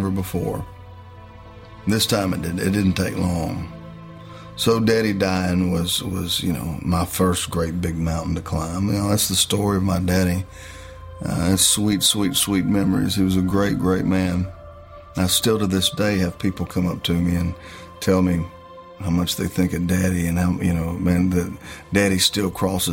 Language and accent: English; West Monroe, Louisiana, United States; now in Nashville, United States; I'm from North Louisiana, a town called Monroe, in West Monroe, Louisiana. But Nashville is my home. I've been here a long time